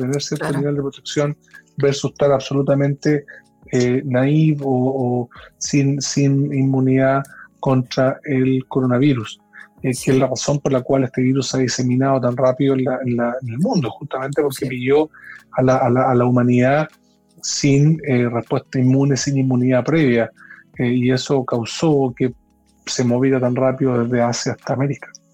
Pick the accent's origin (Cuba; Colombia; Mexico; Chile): Chile; me siento muy orgulloso como científico chileno